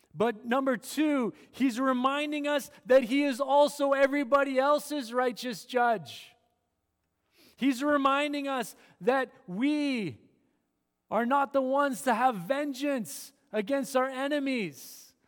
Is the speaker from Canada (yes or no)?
yes; Manitoba, Canada; I grew up in Manitoba, flat farmland, a little bit of Canadian Shield.